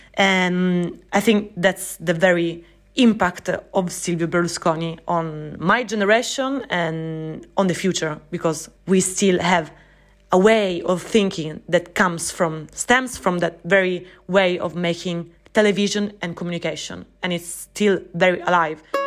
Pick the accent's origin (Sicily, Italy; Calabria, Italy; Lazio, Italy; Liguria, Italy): Sicily, Italy; I was born and raised in Sicily